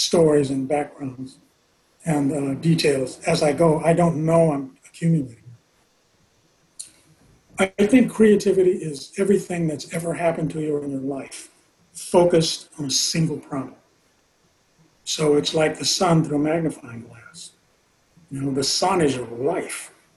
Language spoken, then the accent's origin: English; Los Angeles, California, United States; I grew up in South Central